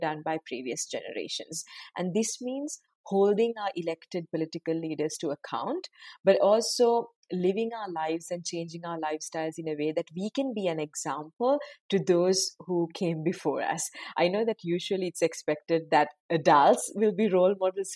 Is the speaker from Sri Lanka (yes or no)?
yes; Sri Lanka; moved away as an adult; I'm originally from Sri Lanka, but I now work at the United Nations